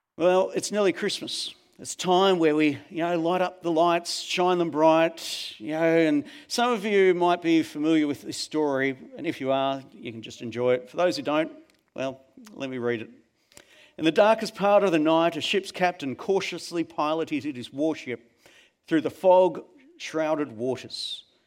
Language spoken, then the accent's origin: English; Melbourne, Victoria, Australia; when I was a young kid growing up in Melbourne